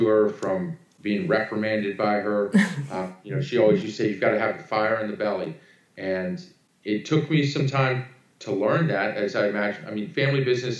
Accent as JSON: {"language": "English", "town": "Annapolis", "region": "Maryland", "country": "United States", "tie": "born or raised there", "moved": "yes", "lives_now": "South Carolina, United States", "said": "my brother and I were raised in Annapolis, Maryland"}